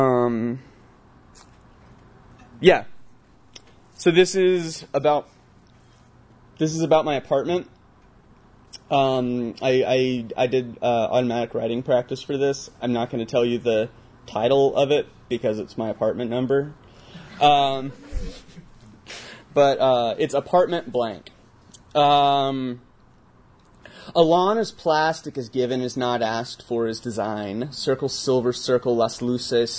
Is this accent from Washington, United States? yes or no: no; Alabama, United States; moved away; I'm from the Deep South. I'm from Alabama.